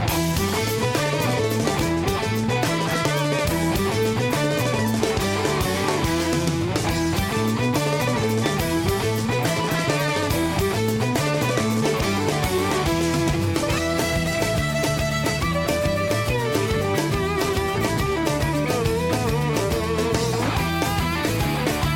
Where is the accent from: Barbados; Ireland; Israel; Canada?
Ireland; Dublin, Leinster; moved away as an adult; now in Los Angeles, United States; born and raised in Dublin, Ireland. Come over here in the late 80s